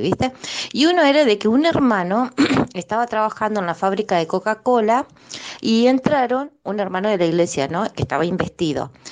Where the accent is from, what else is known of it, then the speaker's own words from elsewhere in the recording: Concordia, Entre Ríos, Argentina; now in Buenos Aires, Argentina; cuando era chica, que era miembro de la iglesia, había escuchado en reuniones de testimonios allá en mi provincia eh, de Entre Ríos, en Concordia